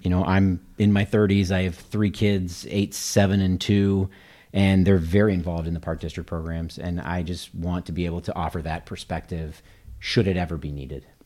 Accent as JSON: {"language": "English", "town": "Kansas City", "region": "Missouri", "country": "United States", "tie": "born or raised there", "moved": "as an adult", "lives_now": "Naperville, United States", "said": "I grew up in Kansas City, Missouri"}